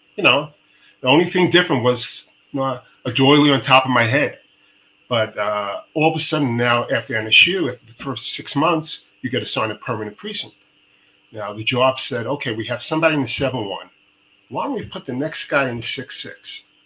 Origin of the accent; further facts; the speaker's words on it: New York City, New York, United States; moved away as an adult; now in Israel; I grew up in Bayview Houses to Canarsie